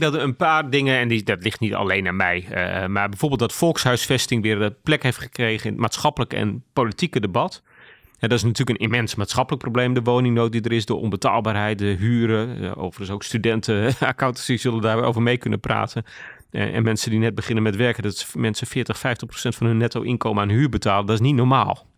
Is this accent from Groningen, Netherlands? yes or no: yes; Groningen, Netherlands; also born or lived in Ten Boer; Ik ben geboren en getogen in Groningen. Mijn ouders wonen nog steeds in Ten Boer.